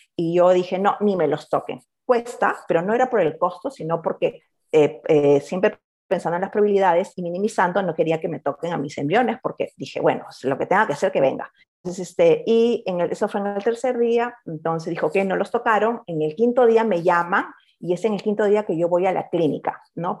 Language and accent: Spanish; Lima, Peru; moved away as an adult; now in Australia; por el acento ya deben de estar adivinando, soy de Perú, ah, de la capital, y nos mudamos acá a Australia en el 2006